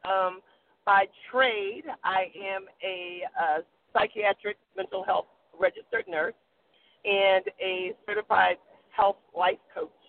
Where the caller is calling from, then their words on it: North Carolina, United States; I'm calling from North Carolina.